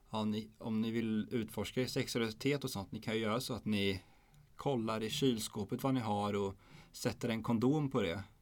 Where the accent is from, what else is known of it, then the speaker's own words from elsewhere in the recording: Helsingborg, Skåne, Sweden; Jag är från Helsingborg, men jag skiter i fotboll.